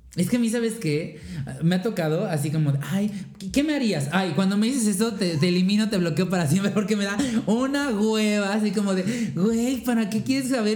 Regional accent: Mexico; somos mexicanas, somos mexas

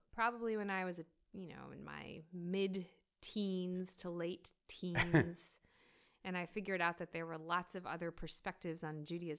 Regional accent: New York, United States; There was no we grew up in the States, in New York.

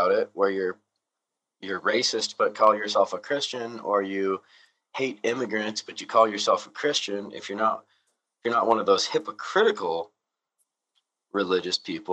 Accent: California, United States; accent: California; my horrible California accent

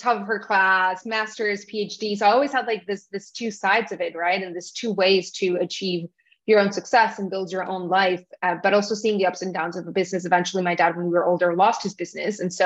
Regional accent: Tijuana, Baja California, Mexico; moved away as an adult; also born or lived in New York; now in Miami, United States; I grew up in Tijuana, Mexico. I'm Mexican. My parents are from Mexico. So that's where I grew up. That's where I lived until I was 18

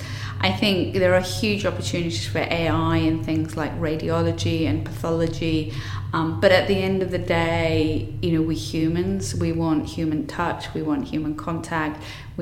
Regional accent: Wales, United Kingdom; I'm Welsh

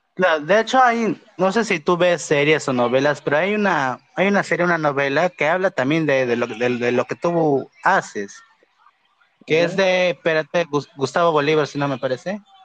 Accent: Pucallpa, Ucayali, Peru; yo soy de Pucallpa

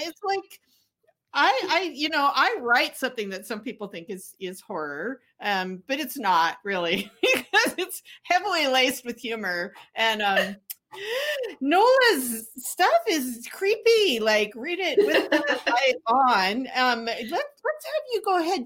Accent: Canada; I grew up in Canada

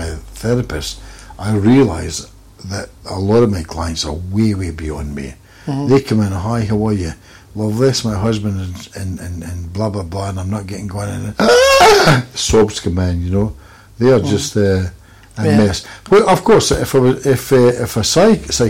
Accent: Scotland, United Kingdom; I'm a Scotsman

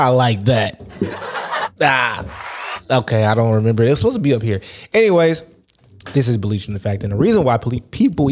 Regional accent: Houston, Texas, United States; I grew up in Houston

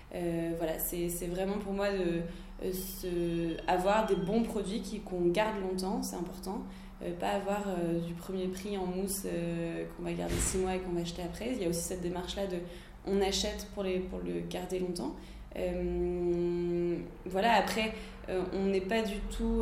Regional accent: Lille, Hauts-de-France, France; now in Paris, France; moi je suis lilloise

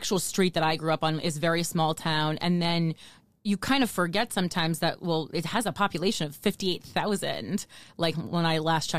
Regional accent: New Jersey, United States; especially considering the fact that I'm from New Jersey.

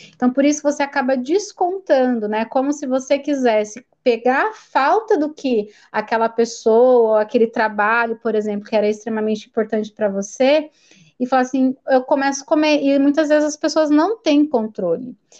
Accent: Americana, São Paulo, Brazil; eu sou daqui de Americana, né, interior de São Paulo

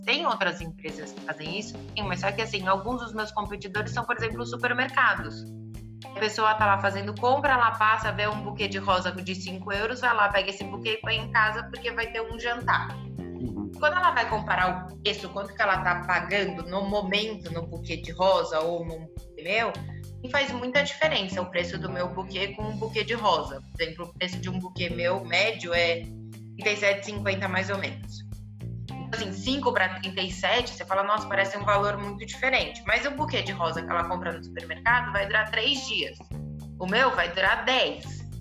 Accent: Brazil; moved away as an adult; also born or lived in São Paulo; now in Portugal; eu como brasileira

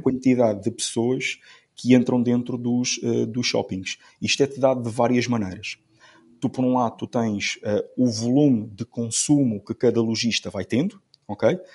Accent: Amarante, Norte, Portugal; Eu sou, eu sou de eu sou de Amarante

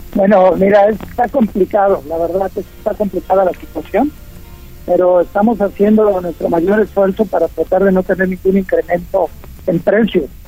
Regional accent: Puebla, Mexico; soy poblano y sabes que amo y adoro a Puebla.

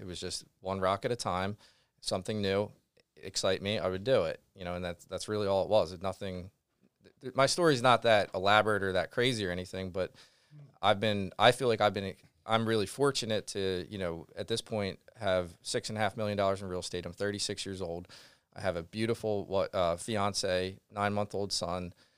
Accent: Glen Mills, Pennsylvania, United States; I'm from Glen Mills, which is right next to Westchester.

